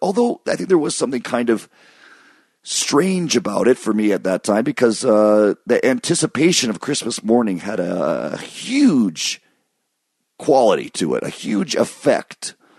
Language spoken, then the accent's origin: English; Michigan, United States; moved away; we grew up in Michigan